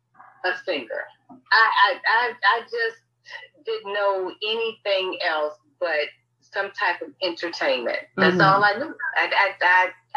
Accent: Hilton Head, South Carolina, United States; international recording artist. I am from Hilton Head, South Carolina.

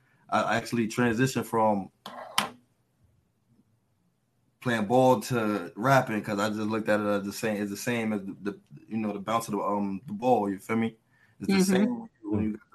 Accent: New York City, New York, United States; also born or lived in Baltimore, Maryland; Born in Baltimore, raised in New York

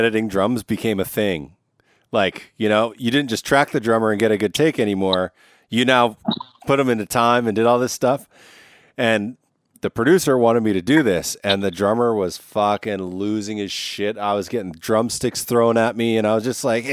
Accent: Canada; I'm Canadian.

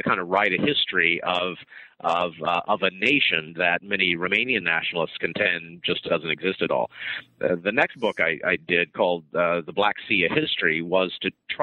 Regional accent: Arkansas, United States; moved away as an adult; also born or lived in Oxford, United Kingdom; I'm from Arkansas originally. I grew up in Arkansas on a cattle farm

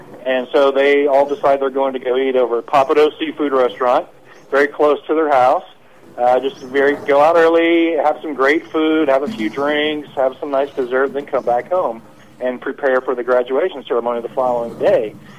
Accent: Pearland, Texas, United States; also born or lived in California; I grew up in Pearland, Texas, about 20 minutes away

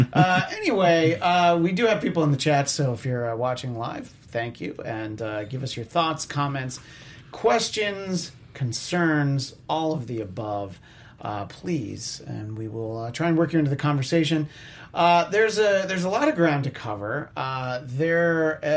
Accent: New York, United States; accent: New York; my New York accent

